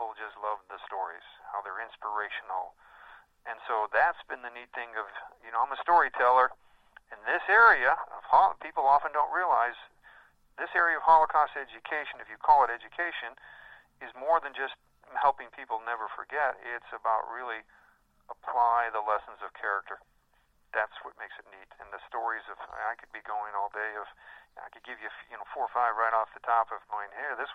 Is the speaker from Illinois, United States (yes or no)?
yes; Chicago, Illinois, United States; I was raised in the Chicago area